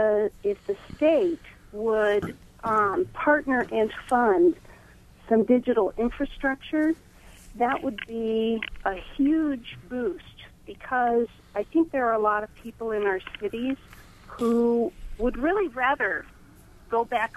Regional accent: Olytic, Indiana, United States; I'm from Olytic.

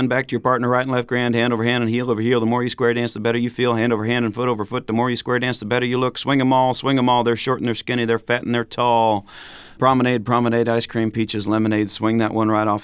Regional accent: Midwest, United States; an angry young man growing up in the Midwest

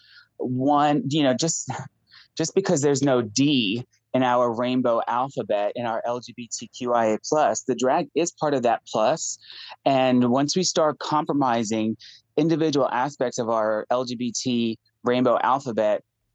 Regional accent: New York, United States; now in Tennessee, United States; I'm a New Yorker

